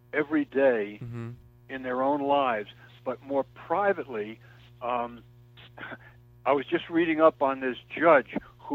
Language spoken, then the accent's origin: English; New York City, New York, United States; also born or lived in Kentucky; I regard living in Queens and growing up in Queens, now I'm in further out